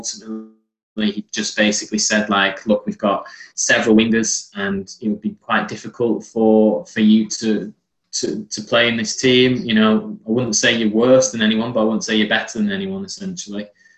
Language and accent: English; England, United Kingdom; although I am Turkish, I was born and bred in England, I didn't have any Turkish friends. All my friends in school were English, and I had no real insight to what life was like in Turkey.